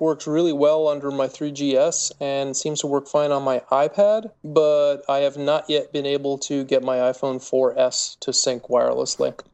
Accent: rural Vermont, United States; I still live in rural Vermont, and cellular coverage there, uh, especially, like, in my hometown is horrible

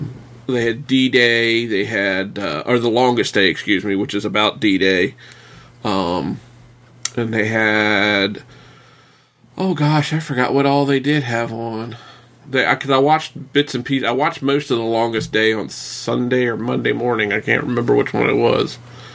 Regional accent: Virginia, United States; born or raised there

